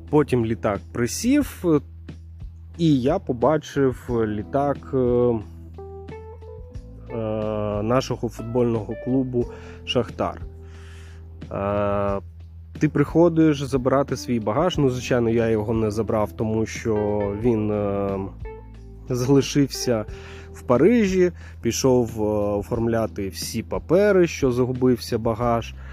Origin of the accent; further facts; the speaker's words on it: Ukraine; потім чує мій акцент, питає, звідки я. Я кажу, що з України.